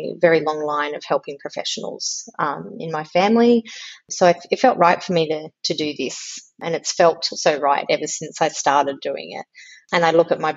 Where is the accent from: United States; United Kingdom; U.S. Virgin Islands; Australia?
Australia; Melbourne, Victoria; now in Canberra, Australia; I live in Canberra. I was born in Melbourne. I still consider myself from Melbourne, even though I've lived in Canberra many, many years